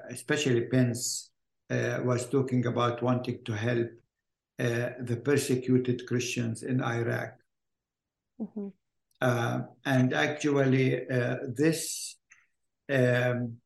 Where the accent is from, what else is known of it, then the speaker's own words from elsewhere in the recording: Bethlehem, West Bank, Palestine; also born or lived in Germany; I was born in Bethlehem, Bethlehem, Palestine, not Bethlehem, Pennsylvania, and grew up here in the little town.